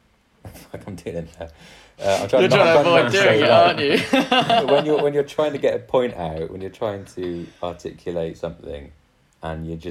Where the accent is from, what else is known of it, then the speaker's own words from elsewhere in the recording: England, United Kingdom; I'm not Italian, I'm English